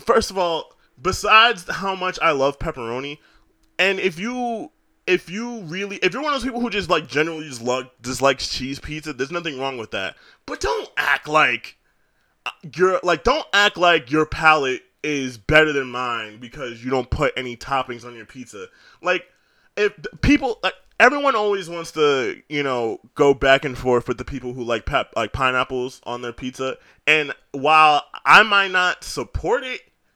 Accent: New York City, New York, United States; I'm from New York. I was born here.

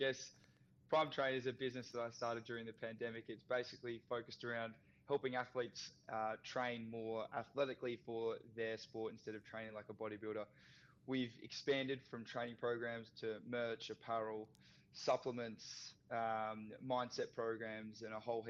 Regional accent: Australia; played a whole bunch of sports as everyone does growing up in Australia

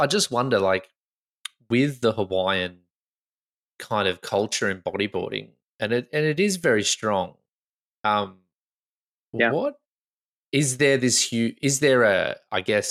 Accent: Australia; I'm Australian

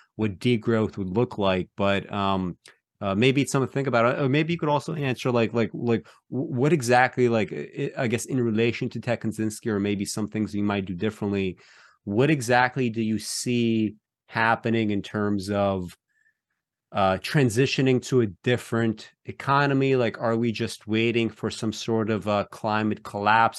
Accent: Belarus; moved away; when I was born, I was born in Belarus

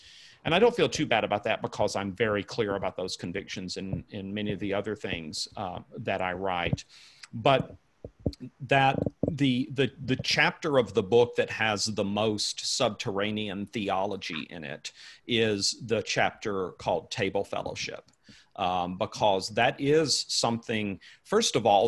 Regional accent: United States; I'm writing as an American for my fellow Americans

